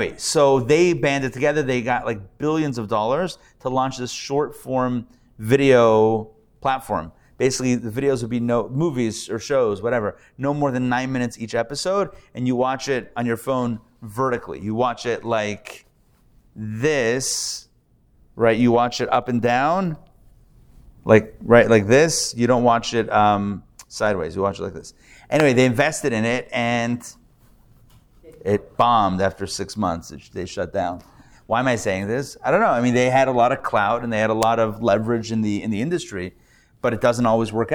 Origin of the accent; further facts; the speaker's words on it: Pittsburgh, Pennsylvania, United States; now in Atlanta, United States; I'm from Pittsburgh